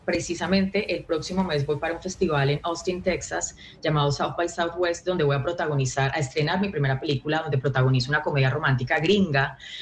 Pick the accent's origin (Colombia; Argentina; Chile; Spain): Colombia; moved away as an adult; now in Los Angeles, United States